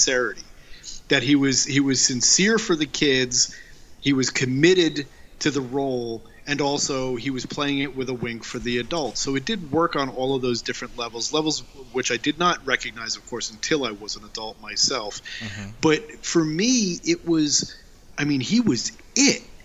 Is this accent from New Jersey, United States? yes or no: yes; New Jersey, United States; I grew up in New Jersey, so we were in the New York media sphere.